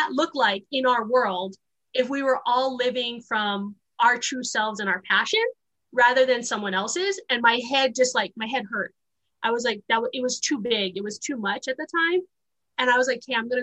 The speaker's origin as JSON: {"language": "English", "town": "Honolulu", "region": "Hawaii", "country": "United States", "tie": "born or raised there", "also_born_or_lived": "Wyoming", "moved": "yes", "said": "I was born and raised in Honolulu, Hawaii"}